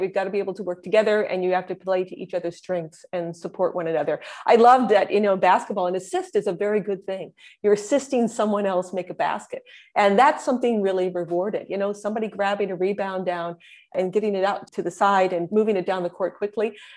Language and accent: English; Indiana, United States; moved away; I am a Hoosier through and through, uh, which is what people from Indiana are referred to as.